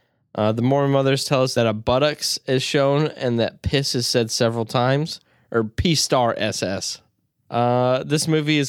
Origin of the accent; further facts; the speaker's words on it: United Kingdom; Doesn't matter if we live there. I am British, mate.